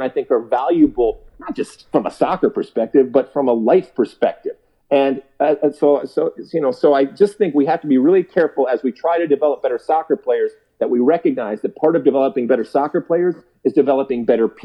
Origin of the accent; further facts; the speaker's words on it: Detroit, Michigan, United States; moved away as an adult; also born or lived in New Brunswick, New Jersey; I grew up in Detroit, in the suburbs of Detroit